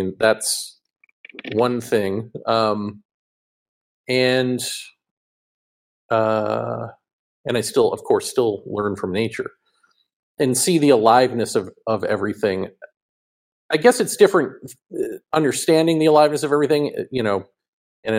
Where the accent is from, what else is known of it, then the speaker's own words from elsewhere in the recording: Massachusetts, United States; moved away as an adult; also born or lived in New York; I grew up in Massachusetts and then my adult life, New York, and further adult life here